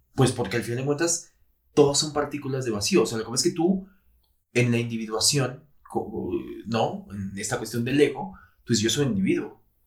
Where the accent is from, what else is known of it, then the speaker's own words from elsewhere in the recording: Mexico; todos como mexicanos